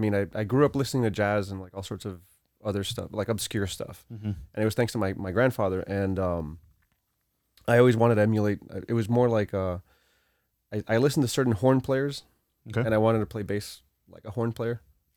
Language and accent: English; Hialeah, Florida, United States; also born or lived in Cuba; when we came to this country, that's where we grew up.